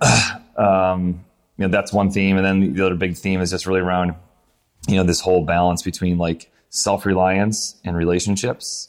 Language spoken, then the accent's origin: English; Syracuse, New York, United States; moved away as an adult; also born or lived in Pinehurst; I grew up in Syracuse, New York, and then I was in the army, so moved around.